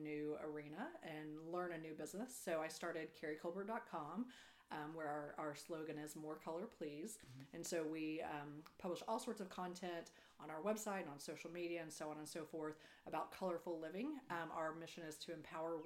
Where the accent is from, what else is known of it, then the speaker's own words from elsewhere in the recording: Perryton, Texas, United States; moved away as an adult; also born or lived in Denver / Austin / Houston; Then moved to Perryton. And I grew up there, lived there until I went to college